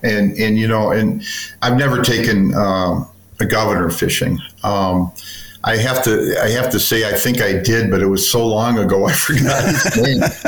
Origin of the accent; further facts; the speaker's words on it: Chicago, Illinois, United States; I'm from Chicago. Yes.